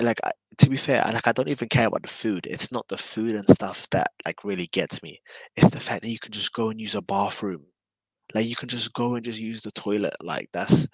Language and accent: English; London, United Kingdom; moved away as an adult; now in Japan; I was born and raised in London